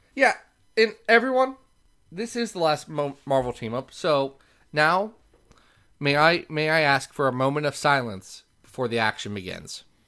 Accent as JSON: {"language": "English", "town": "Lexington", "region": "Kentucky", "country": "United States", "said": "I'm from Lexington"}